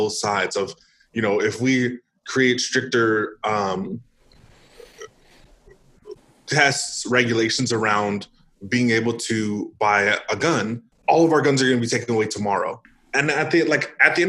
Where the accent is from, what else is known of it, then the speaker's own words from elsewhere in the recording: Northern California, United States; moved away as an adult; also born or lived in Idaho; now in Arizona, United States; I grew up in California. I lived in California for 22 out of 26 years of my life